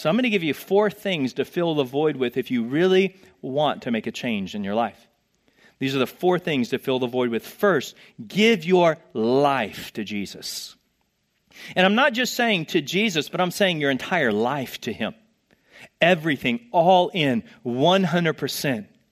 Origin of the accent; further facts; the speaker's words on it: Texas, United States; moved away; I'm from Texas